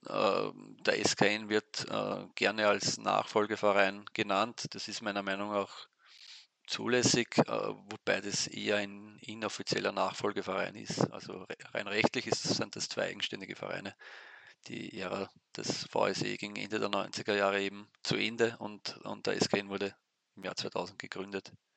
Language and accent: German; Weinviertel, Lower Austria, Austria; also born or lived in St. Pölten; ich stamme aus dem Weinviertel, das ist nordöstlich von Österreich, also Niederösterreich ist in, in, in vier Vierteln gegliedert